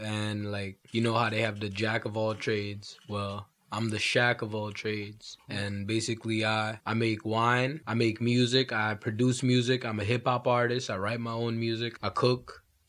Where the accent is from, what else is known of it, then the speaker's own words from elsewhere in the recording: New York City, New York, United States; I'm from Brooklyn. I'm originally from East Flatbush. Currently, I'm in the Flossie right now, which is known as, you know, Canarsie, Brooklyn.